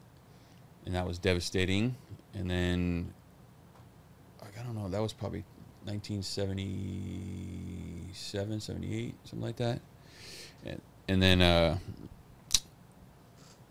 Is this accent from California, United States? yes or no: yes; San Francisco, California, United States; born or raised there; also born or lived in Ann Arbor, Michigan